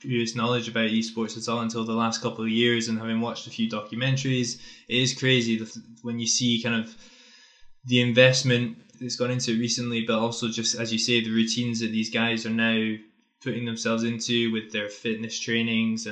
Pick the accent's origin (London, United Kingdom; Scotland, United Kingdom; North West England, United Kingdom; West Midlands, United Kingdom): Scotland, United Kingdom; as a Scotsman